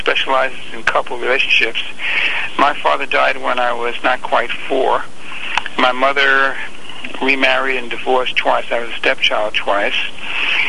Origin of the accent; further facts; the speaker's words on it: New York City, New York, United States; moved away as an adult; I grew up in Bensonhurst, Brooklyn. Left New York when I was 20